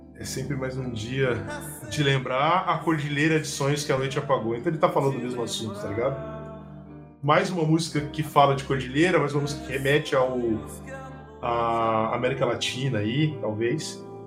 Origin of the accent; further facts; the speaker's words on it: São José do Rio Preto, São Paulo, Brazil; moved away as an adult; also born or lived in Curitiba; eu sou de Rio Preto, é perto de Ribeirão Preto